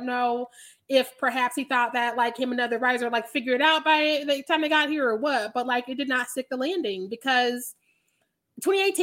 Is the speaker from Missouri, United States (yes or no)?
yes; Missouri, United States; I'm from Missouri